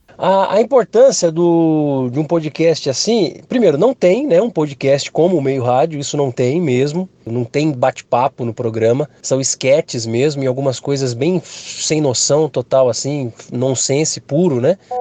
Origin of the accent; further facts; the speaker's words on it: interior of São Paulo, Brazil; Eu sou do interior de São Paulo